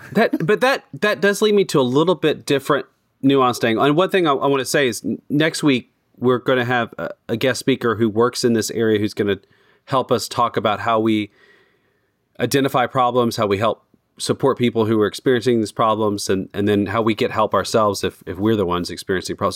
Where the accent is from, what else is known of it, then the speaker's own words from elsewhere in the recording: United States; as an American